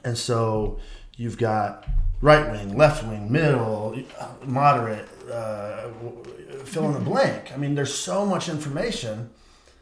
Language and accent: English; Michigan, United States; now in Texas, United States; I'm from Michigan and I've been back and forth a bunch this year